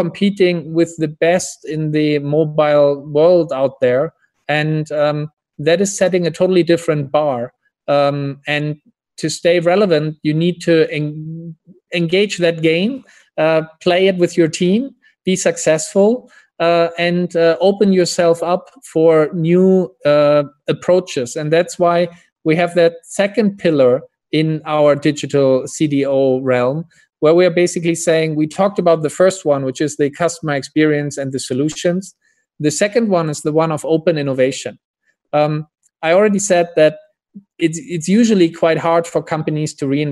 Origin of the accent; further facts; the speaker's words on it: Hamburg, Germany; I'm from Hamburg, Germany, a harbor town or city in northern Germany originally.